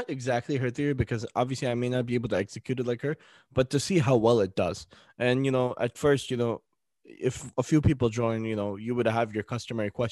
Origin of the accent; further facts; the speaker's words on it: United States; As American Muslim podcasters